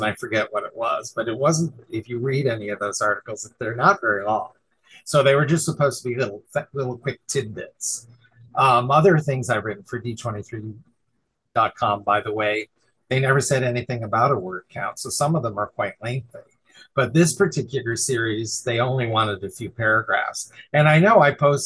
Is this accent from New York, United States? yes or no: yes; New York, United States; now in California, United States; I'm originally from New York and live in California.